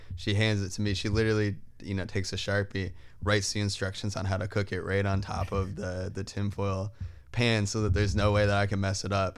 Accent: Wilbraham, Massachusetts, United States; I'm from, um, Western Massachusetts, so a town called Wilbraham.

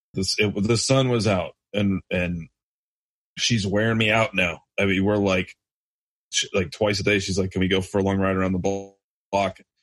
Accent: Michigan, United States; I'm from Michigan

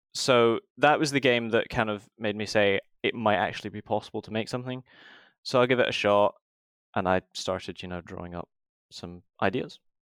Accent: Scotland, United Kingdom; moved away as an adult; now in England; I'm from Scotland

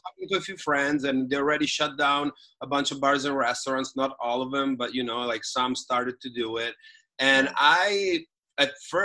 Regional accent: Italy; moved away as an adult; also born or lived in South Bay, Los Angeles, United States / New York, United States; I come from Italy, but I have lived in the States for the past 5 years, and I just relocated 3 weeks ago

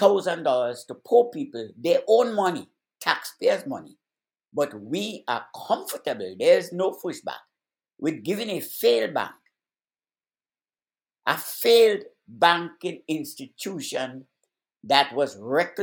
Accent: United States; we, as American people

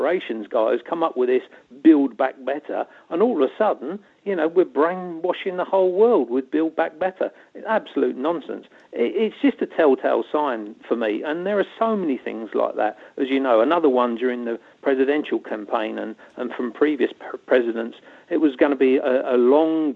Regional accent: London, United Kingdom; being a Londoner

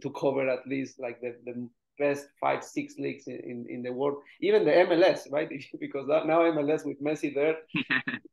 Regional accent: Spain; I'm from Spain

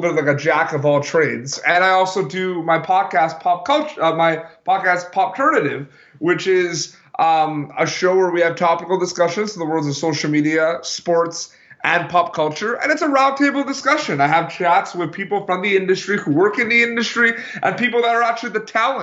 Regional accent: Montreal, Quebec, Canada; growing up in Montreal, Quebec, Canada

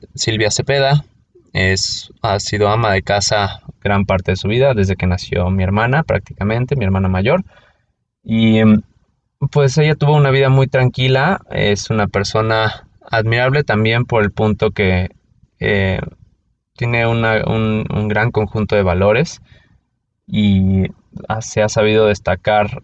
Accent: Mexico City, Mexico; soy de la Ciudad de México

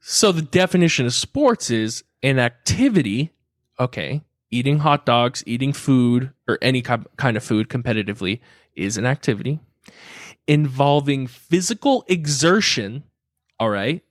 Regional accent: Carlsbad, California, United States; I grew up in Carlsbad

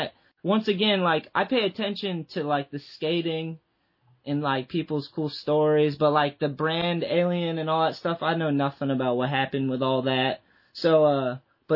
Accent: East Coast, United States; I grew up on the East Coast

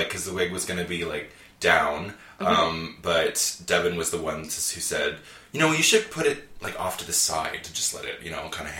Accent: Cobourg, Ontario, Canada; Well, growing up in Cobourg was great

